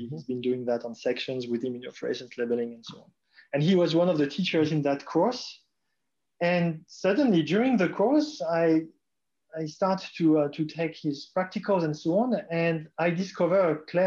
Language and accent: English; Strasbourg, Grand Est, France; moved away as an adult; also born or lived in Calgary, Canada; now in Heidelberg, Germany; I was born in Strasbourg and did all my studies in Strasbourg in France.